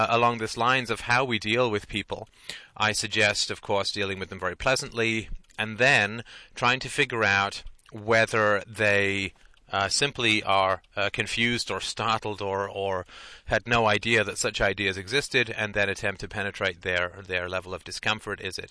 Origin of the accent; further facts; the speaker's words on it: United Kingdom; I'm British, and I know that I was raised, you know, that you get along and you're pleasant